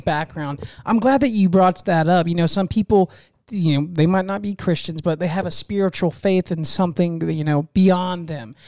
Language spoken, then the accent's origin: English; Fort Meade, United States; Fort Meade, my hometown, it's really small